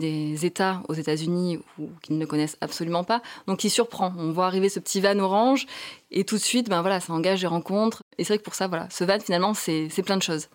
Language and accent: French; southern France, France; moved away; du sud de la France